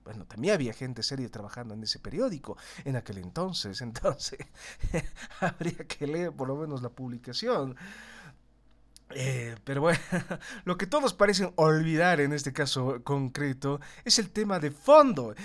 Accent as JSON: {"language": "Spanish", "country": "Bolivia", "said": "como los bolivianos"}